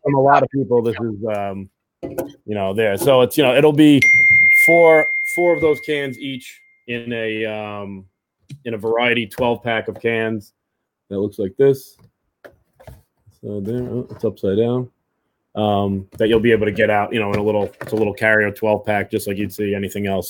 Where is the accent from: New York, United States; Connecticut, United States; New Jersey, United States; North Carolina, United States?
New York, United States; New York City; we're both from West Brighton. You know, we we grew up, you know, a block away from each other